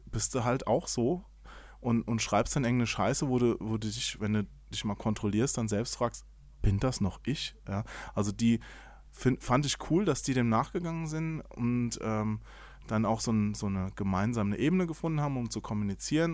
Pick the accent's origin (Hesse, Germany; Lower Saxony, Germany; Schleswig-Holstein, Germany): Hesse, Germany; Ich bin, ich bin Hesse, ich verschluck immer alle Endungen.